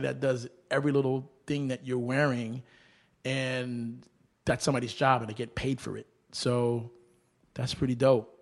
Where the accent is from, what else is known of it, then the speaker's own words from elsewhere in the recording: New York City, New York, United States; also born or lived in Groton, Massachusetts / Brooklyn; I was raised in Manhattan and New York, but I fell in love with B K